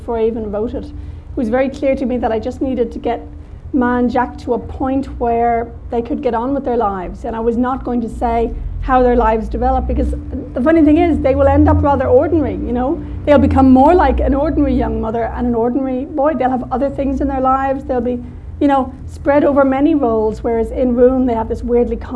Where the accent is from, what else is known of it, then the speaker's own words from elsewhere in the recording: Ireland; being Irish